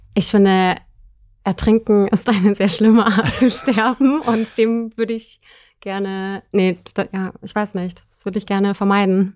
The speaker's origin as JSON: {"language": "German", "town": "Munich", "region": "Bavaria", "country": "Germany", "said": "ich komme aus München und wohne aktuell auch noch in München."}